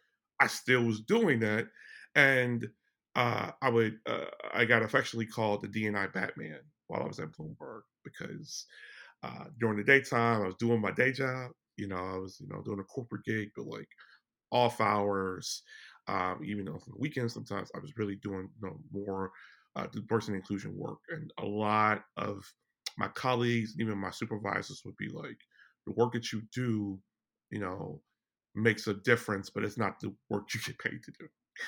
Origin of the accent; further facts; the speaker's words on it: Chicago, Illinois, United States; I am originally from Chicago, Illinois.